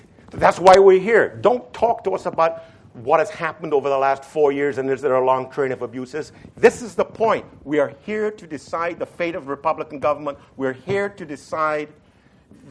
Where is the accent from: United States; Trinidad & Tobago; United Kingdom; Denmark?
Trinidad & Tobago; moved away; I was raised in the then British West Indies, just like Hamilton was, and I was raised in Trinidad